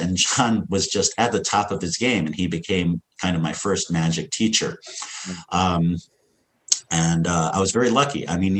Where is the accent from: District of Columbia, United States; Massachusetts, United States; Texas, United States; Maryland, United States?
District of Columbia, United States; Washington; also born or lived in San Francisco / Ithaca; by the time I was born in San Francisco and, you know, 5 years later, my dad gotten a job in Ithaca, New York at Cornell University. But then by the time I was seven, we were moving to Washington, D.C.